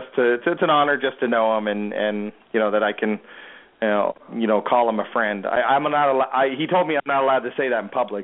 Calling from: Mexico; I I'm calling from Mexico, so I don't want to, you know, this is my friend's phone.

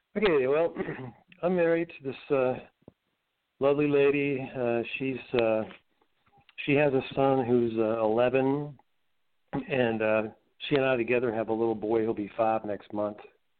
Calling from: Asheville, North Carolina, United States; I'm in Asheville, North Carolina.

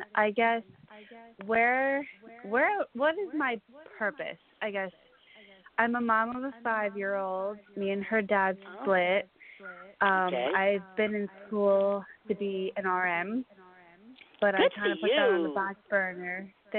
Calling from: Holbrook, New York, United States; Suffolk, Holbrook.

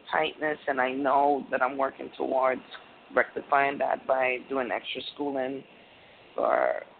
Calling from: Connecticut, United States; I'm calling from Connecticut.

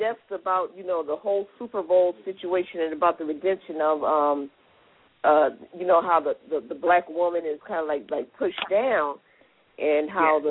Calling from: U.S. Virgin Islands; I'm calling from St. Thomas.

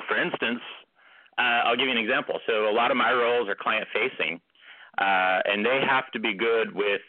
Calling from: California, United States; I'm actually calling from California today.

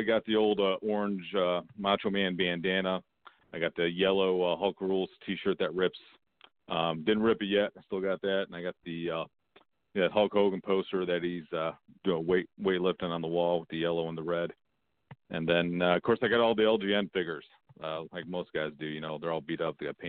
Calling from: Cleveland, Ohio, United States; calling from Cleveland.

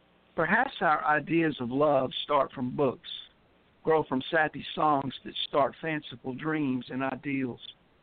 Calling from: West Tennessee, United States; I'm calling in from West Tennessee.

